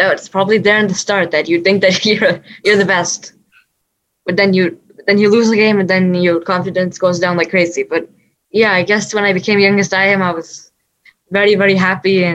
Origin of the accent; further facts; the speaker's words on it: United States; I was born and brought up here in the US.